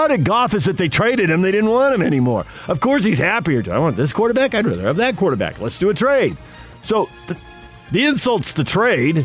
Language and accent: English; San Diego, California, United States; I'm a kid growing up in San Diego